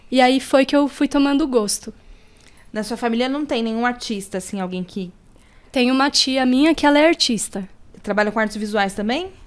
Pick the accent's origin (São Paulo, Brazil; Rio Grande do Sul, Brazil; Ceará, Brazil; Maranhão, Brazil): São Paulo, Brazil; born there; Eu nasci na Zona Oeste, é, ali na região da Vila Indiana, tal, Morro do Querosene.